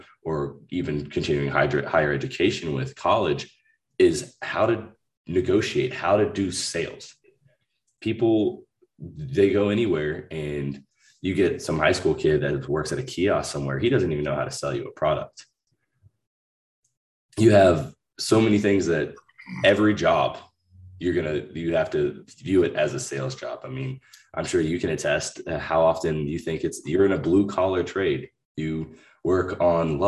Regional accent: Mooresville, North Carolina, United States; We grew up in Mooresville, you know, that area, or you raised me there

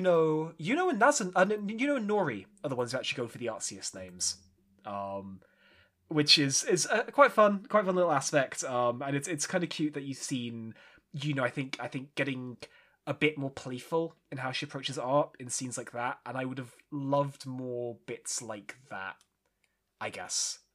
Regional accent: United Kingdom; as a Brit, where we don't really have diners. We have caffs

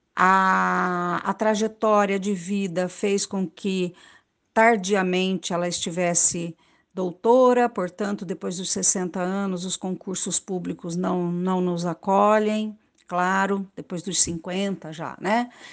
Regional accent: Pantanal, Mato Grosso do Sul, Brazil; moved away; eu nasci e vivi no Pantanal, Mato Grosso do Sul.

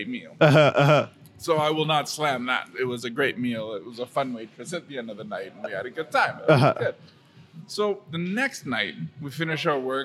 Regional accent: Calgary, Alberta, Canada; I'm from Calgary

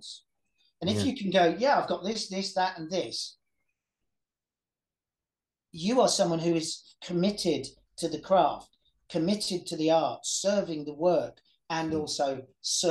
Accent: Welsh, Wales, United Kingdom; I'm Welsh

